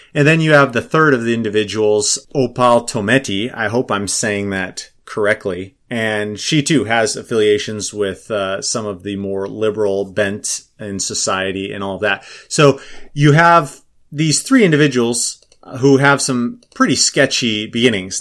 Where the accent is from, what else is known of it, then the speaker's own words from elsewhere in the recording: Minnesota, United States; I'm from Minnesota